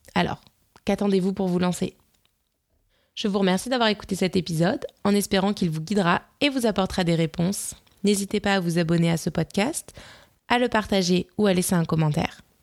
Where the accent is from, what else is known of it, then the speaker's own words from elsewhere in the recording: Nice, Provence-Alpes-Côte d'Azur, France; en tant que niçoise